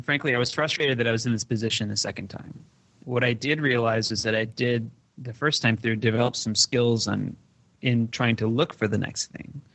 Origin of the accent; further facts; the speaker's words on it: Detroit, Michigan, United States; I grew up in Detroit, so I would go to Toronto a lot.